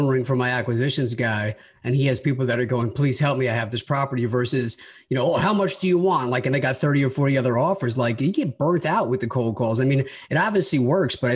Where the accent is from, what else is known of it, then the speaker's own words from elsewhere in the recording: Long Island, New York, United States; I grew up on Long Island